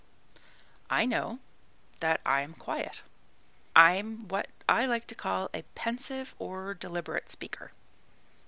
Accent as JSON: {"language": "English", "country": "Canada", "also_born_or_lived": "Ireland", "moved": "as an adult", "said": "I am Canadian"}